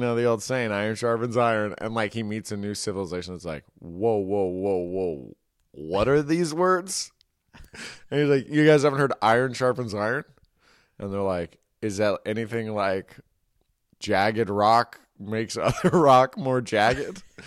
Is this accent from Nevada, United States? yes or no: no; Marin, California, United States; I grew up in Marin where everyone was way richer than me